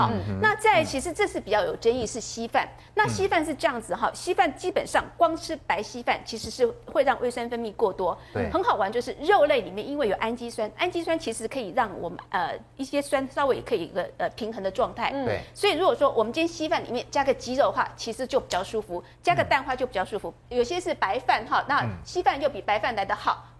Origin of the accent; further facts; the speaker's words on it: Taiwan; 因为我们就我们中国人，台湾的胃其实跟日本胃呃比较相像，对，因为饮食文化比较相像，所以从小的养成差不多。